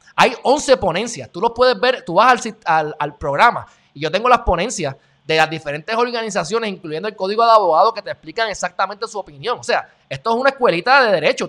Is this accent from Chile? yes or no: no; Puerto Rico